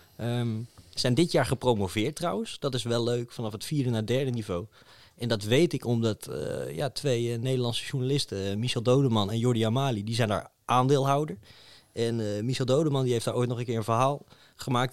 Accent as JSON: {"language": "Dutch", "country": "Netherlands", "said": "wij uit Nederland kwamen"}